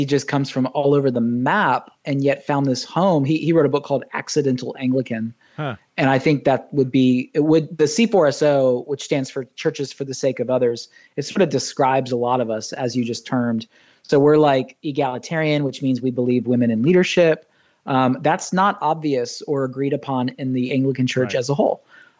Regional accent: Southern United States, United States; now in Ohio, United States; And I'm a Southern boy. I was raised in the South, so I'm not like some transplant from the Midwest that wasn't raised in the South.

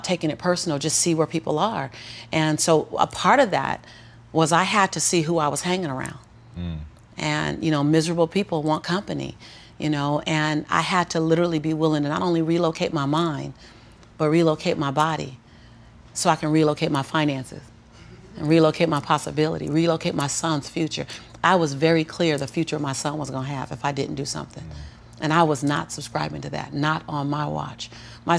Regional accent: Los Angeles, California, United States; born and raised in South Central

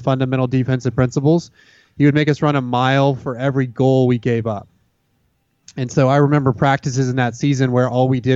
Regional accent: Dallas, Texas, United States; now in Austin, United States; growing up in the Dallas-Fort Worth area

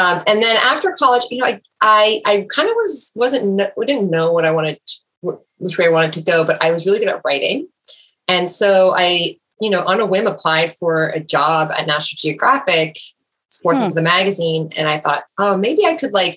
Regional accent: New Jersey, United States; I grew up in New Jersey, and I grew up mostly on the Jersey Shore

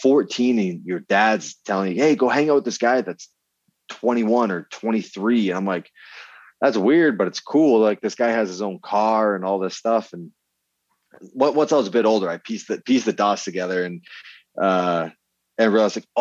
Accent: Vermont, United States; I grew up in Vermont

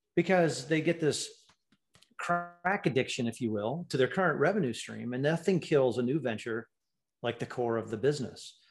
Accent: Ann Arbor, Michigan, United States; moved away; I was born and raised in Ann Arbor.

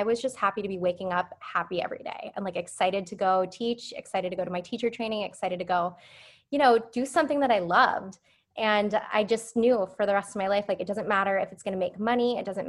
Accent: Phoenix, Arizona, United States; now in San Diego, United States; I was in law school when I moved to San Diego, which is where I live now, but I came from Phoenix

